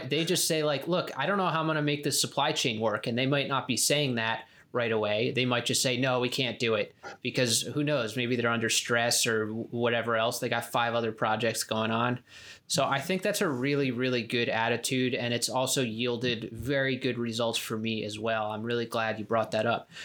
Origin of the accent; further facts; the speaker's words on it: Spring Lake, New Jersey, United States; moved away; also born or lived in California; I grew up in New Jersey, Spring Lake, New Jersey.